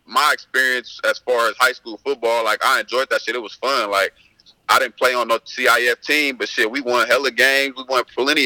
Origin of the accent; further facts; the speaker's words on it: Westmont, California, United States; I grew up in Westmont